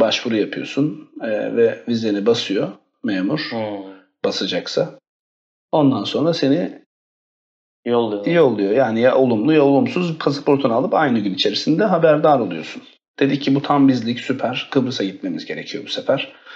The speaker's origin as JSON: {"language": "Turkish", "region": "Istanbul", "country": "Turkey", "tie": "born or raised there", "also_born_or_lived": "Bursa / London", "said": "1986'da İstanbul'da doğdum. Ee, lise hayatımı İstanbul'da bitirdikten sonra"}